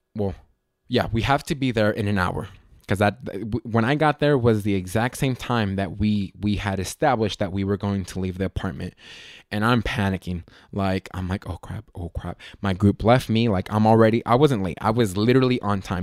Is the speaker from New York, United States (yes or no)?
no; Las Vegas, Nevada, United States; I was born and raised in Las Vegas